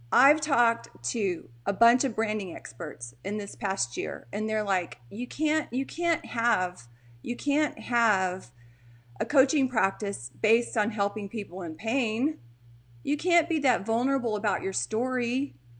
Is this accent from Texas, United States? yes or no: yes; Texas, United States; also born or lived in Portland; I'm from Texas, guys. You know that. I'm in Texas right now